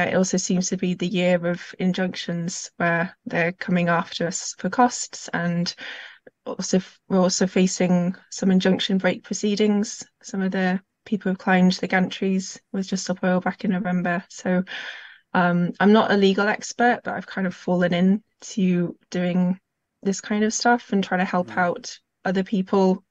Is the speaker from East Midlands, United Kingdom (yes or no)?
yes; Derby, East Midlands, United Kingdom; I'm from Derby in the Midlands